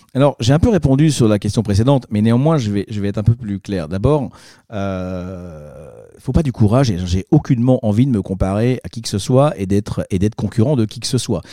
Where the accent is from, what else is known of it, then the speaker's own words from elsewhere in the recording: France; also born or lived in Marseille; je suis Marseillais, je suis Français et fier heureux